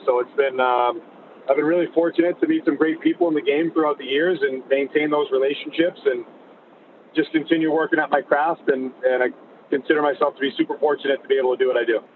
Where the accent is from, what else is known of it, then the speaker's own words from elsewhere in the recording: Winthrop, Massachusetts, United States; I grew up in Winthrop, Mass, a little small town outside of Boston